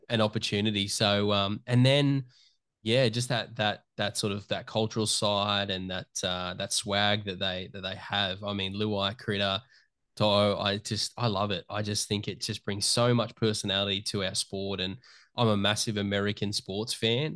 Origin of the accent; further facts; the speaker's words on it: Newcastle, New South Wales, Australia; I'm a kid from Newcastle Hunter Valley area that just grew up